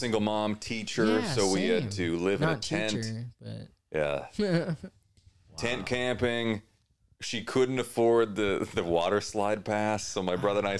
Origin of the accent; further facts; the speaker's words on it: Mora, Minnesota, United States; I was from Mora.